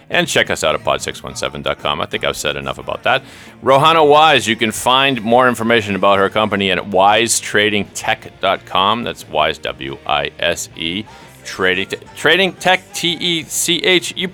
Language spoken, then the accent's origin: English; Boston, Massachusetts, United States; I'm a guy from Boston.